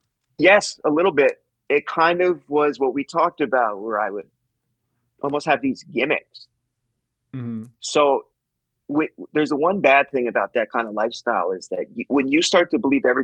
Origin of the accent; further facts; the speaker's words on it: Calgary, Alberta, Canada; You know, Calgary is my hometown. It is my hometown. But my mom and I grew up in a kind of a gypsy lifestyle. I lived in, I counted it the other day for this, like 13 different cities growing up.